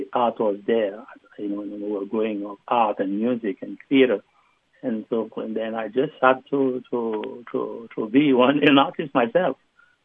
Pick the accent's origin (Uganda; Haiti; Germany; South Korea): Haiti; Jacmel, Sud-Est; I grew up in Haiti and in Jacmel